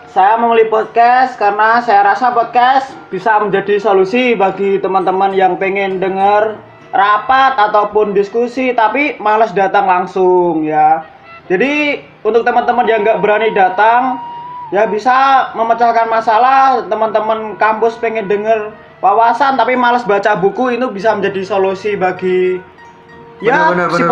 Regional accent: Wonogiri, Central Java, Indonesia; Asal gue di Solo, Wonogiri.

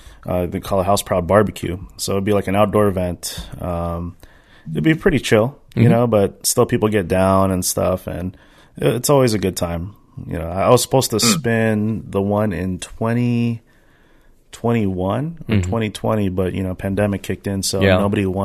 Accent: the Bay Area, California, United States; moved away; I'm from the Bay.

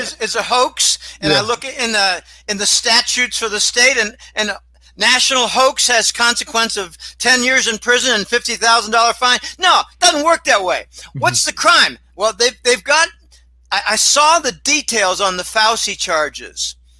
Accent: Boston, Massachusetts, United States; I come from Boston. I had 20-year career there.

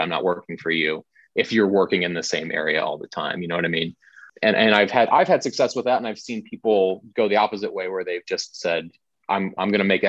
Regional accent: Tampa, Florida, United States; moved away; I'm originally from the Tampa St. Pete area in Florida, and I worked there for a long time

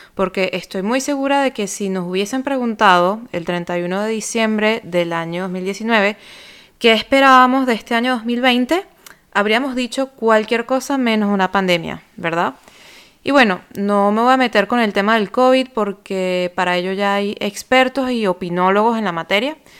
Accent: Venezuela; moved away as an adult; now in France; soy venezolana, radicada en Francia desde el año 2013

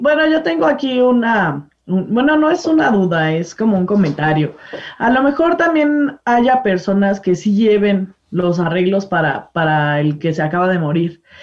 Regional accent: Mexico; como mexicanos estamos empapados un poco más entre las tradiciones católicas

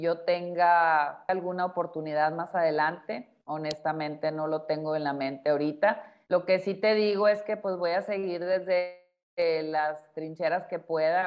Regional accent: Sinaloa, Mexico; moved away; en el estado de Sinaloa, que es donde yo nací y allá está la casa donde yo crecí

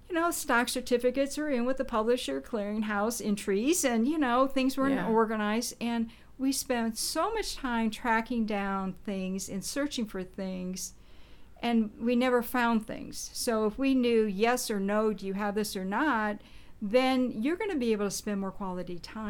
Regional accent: Nebraska, United States; now in Indiana, United States; And so I'm not from Indiana, so I moved from Nebraska

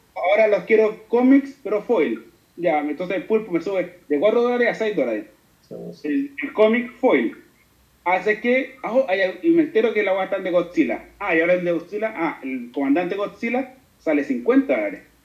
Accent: Chile; como chileno

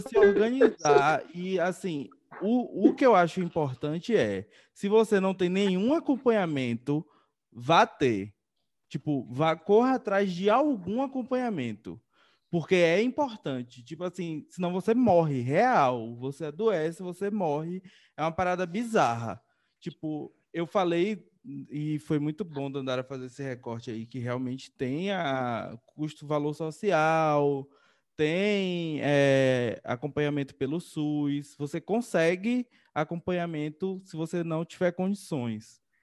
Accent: interior of Bahia, Brazil; sou do interior da Bahia

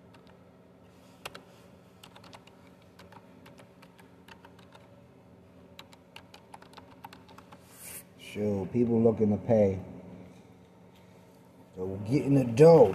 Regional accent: New York City, New York, United States; moved away; I'm originally from New York City

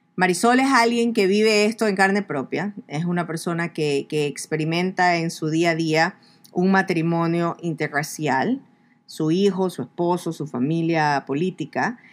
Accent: Ecuador; moved away; en mi país, escuchamos el cholo ese. El cholo en Ecuador

